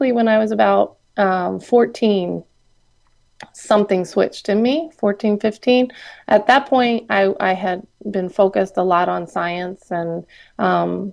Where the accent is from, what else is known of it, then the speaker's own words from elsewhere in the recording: outside Philadelphia, Pennsylvania, United States; I grew up outside the Philadelphia area